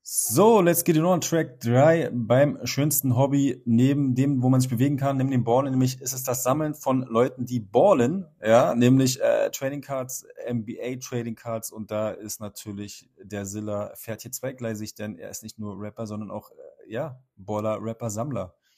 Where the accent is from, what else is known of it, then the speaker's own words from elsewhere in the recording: Berlin, Germany; als Berliner